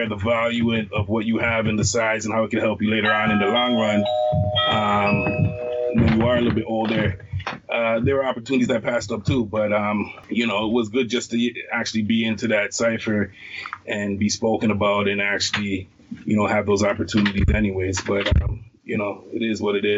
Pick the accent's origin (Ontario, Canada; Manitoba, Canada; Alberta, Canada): Ontario, Canada; Toronto; I grew up in the West End, you know, in the projects, out in Rexdale there